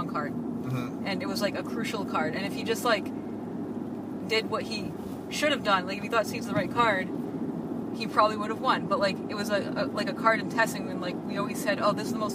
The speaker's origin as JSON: {"language": "English", "region": "New England", "country": "United States", "tie": "born or raised there", "said": "I'm from New England and grew up playing with those guys"}